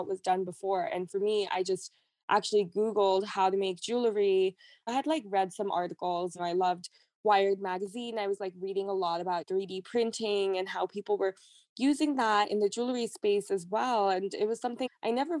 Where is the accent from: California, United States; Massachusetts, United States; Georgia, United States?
California, United States; Silicon Valley; I grew up in California in Silicon Valley.